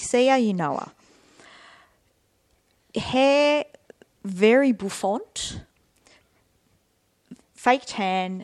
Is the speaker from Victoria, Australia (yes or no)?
yes; Melbourne, Victoria, Australia; I'm from Melbourne